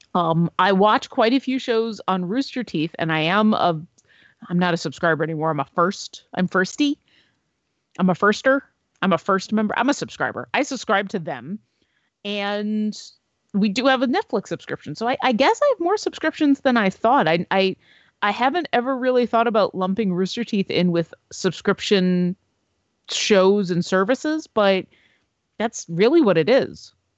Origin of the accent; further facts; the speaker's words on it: Buffalo, New York, United States; my hometown, the Buffalo Niagara International Airport.